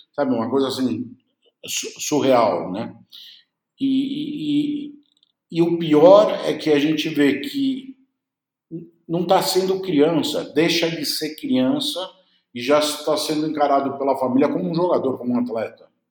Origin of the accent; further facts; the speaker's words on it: Uruguay; Eu sou uruguaio.